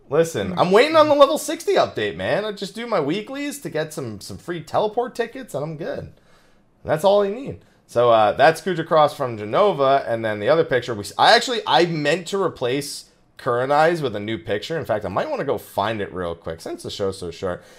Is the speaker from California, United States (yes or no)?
no; New Jersey, United States; I'm from Jersey.